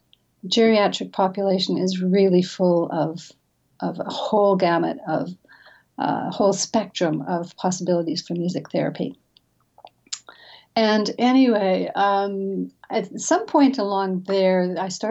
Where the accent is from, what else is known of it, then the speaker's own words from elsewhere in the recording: British Columbia, Canada; moved away; I grew up in the mountains of British Columbia. I'm a Canadian, actually. So I grew up in a mountain village